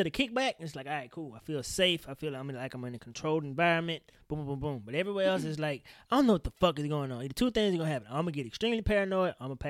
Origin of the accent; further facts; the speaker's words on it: Woodville, United States; I'm from Woodville.